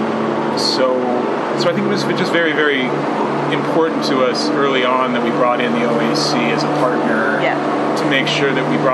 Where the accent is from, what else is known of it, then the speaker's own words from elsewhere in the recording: North Idaho, United States; I grew up gay in North Idaho